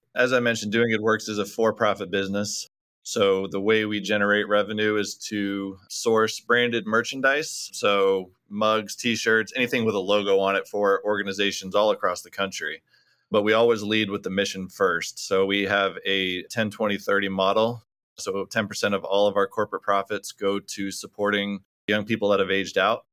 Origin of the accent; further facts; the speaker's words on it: Orlando, Florida, United States; moved away as an adult; now in Orange County, United States; I was born and raised in Orlando, Florida